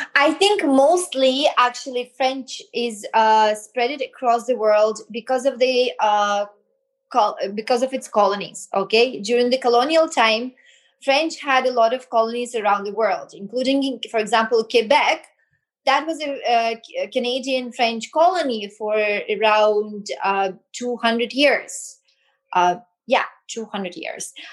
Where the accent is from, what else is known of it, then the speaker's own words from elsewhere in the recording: Belarus; also born or lived in France / United States; now in India; I grew up in Belarus, right? Then I moved to France